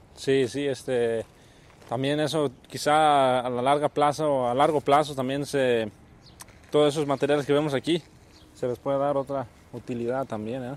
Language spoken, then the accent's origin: Spanish; Nayarit, Mexico; now in Oregon, United States; de Nayarit, de donde soy yo